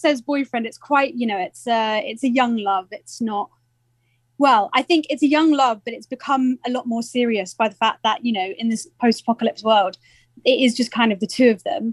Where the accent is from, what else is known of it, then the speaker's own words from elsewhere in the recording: Surrey, South East England, United Kingdom; I'm from Surrey, so it's just a bit further south than London